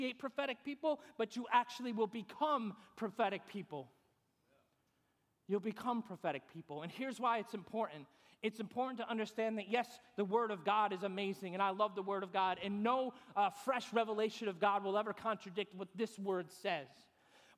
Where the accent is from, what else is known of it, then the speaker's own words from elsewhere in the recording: New York, United States; moved away as an adult; also born or lived in Fort Stewart, Georgia; we're from New York